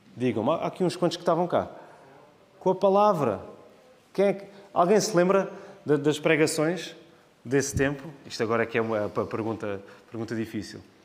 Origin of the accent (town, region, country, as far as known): Portugal